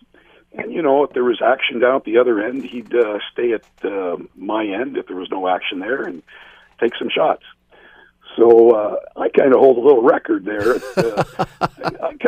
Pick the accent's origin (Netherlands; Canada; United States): Canada; Peterborough, Ontario; growing up in Peterborough, I had a chance to watch Bernie Parent